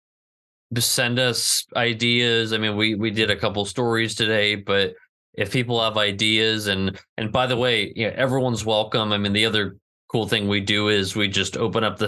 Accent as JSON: {"language": "English", "region": "Northern California", "country": "United States", "tie": "born or raised there", "said": "growing up in Northern California"}